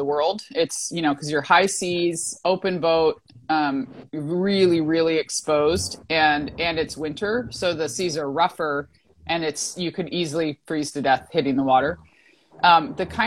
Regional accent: Alaska, United States; now in California, United States; I was born and raised in Alaska

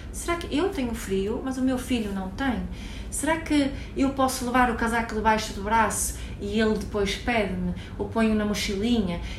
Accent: Sweden; Portuguese is a second language; Eu, como sou sueca, eh, para mim, frio.

